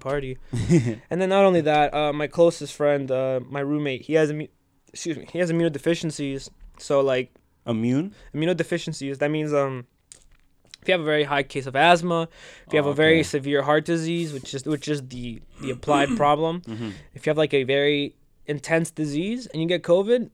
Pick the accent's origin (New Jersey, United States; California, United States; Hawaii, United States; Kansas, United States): New Jersey, United States; West New York; moved away as an adult; also born or lived in New Brunswick, New Jersey; I'm originally from West New York.